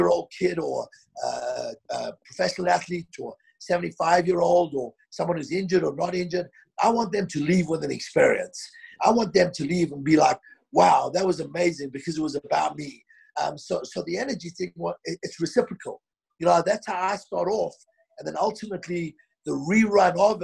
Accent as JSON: {"language": "English", "town": "Johannesburg", "region": "Gauteng", "country": "South Africa", "tie": "born or raised there", "also_born_or_lived": "London", "moved": "as an adult", "lives_now": "Denver, United States", "said": "I grew up in South Africa"}